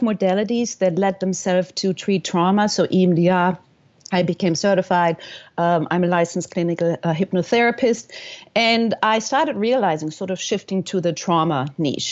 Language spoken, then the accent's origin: English; Germany; moved away as an adult; also born or lived in New York / California / Florida; now in United States; I am from Germany, and I came at the ripe age, or not, of 19 years old with my best friend